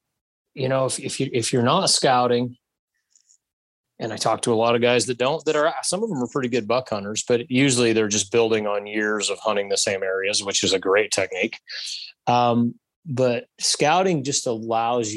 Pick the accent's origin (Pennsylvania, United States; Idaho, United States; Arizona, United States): Idaho, United States; my home state of Idaho